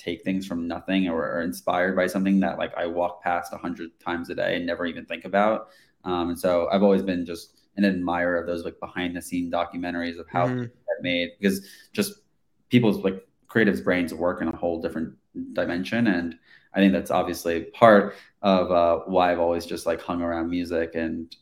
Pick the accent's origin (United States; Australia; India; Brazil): United States; New York City, New York; growing up in New York City